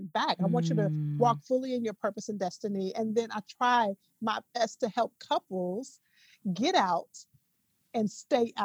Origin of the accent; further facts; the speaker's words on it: Dallas, Texas, United States; now in Atlanta, United States; I am a Texas native, born and raised in Dallas, Texas.